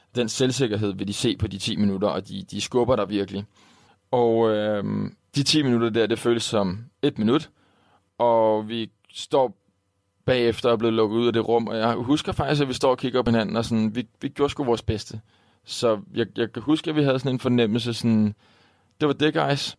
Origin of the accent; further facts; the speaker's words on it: Denmark; her hjemme i Danmark